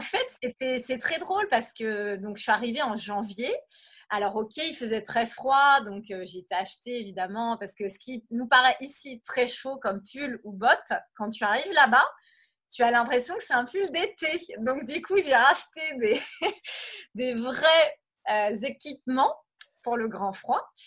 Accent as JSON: {"language": "French", "region": "Brittany", "country": "France", "also_born_or_lived": "Paris / Los Angeles / Cambodia", "moved": "as an adult", "said": "je suis à la base, je suis bretonne"}